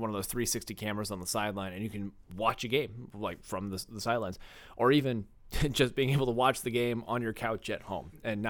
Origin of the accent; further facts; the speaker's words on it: St. Louis, Missouri, United States; growing up in St. Louis